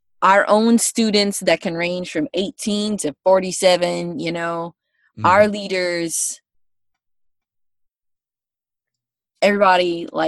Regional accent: United States; I'm from the States.

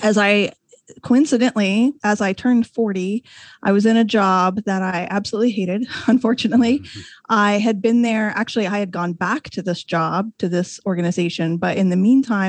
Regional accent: Indiana, United States; moved away as an adult; also born or lived in Washington, D.C. area; I was a newspaper reporter in Indiana, and mostly small towns. I'm from a small town

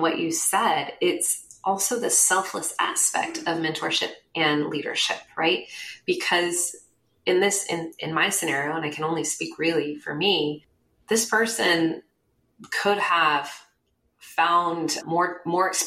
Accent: Bay Area, California, United States; I grew up in the Bay Area

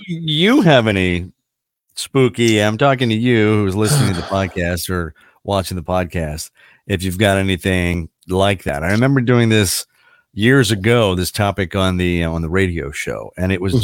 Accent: Emmitsburg, Maryland, United States; growing up in Emmitsburg, Maryland, or going to school in Emmitsburg, Maryland

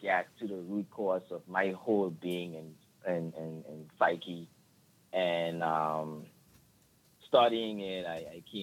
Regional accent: Turks & Caicos Islands; I'm from the Turks and Caicos Islands, which is right off the peninsula of Florida.

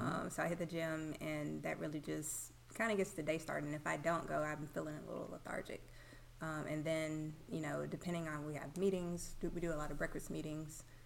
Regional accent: Madison, Mississippi, United States; also born or lived in Memphis, Tennessee / Rankin County, Mississippi; I'm … from Madison. I went to Madison Central High School

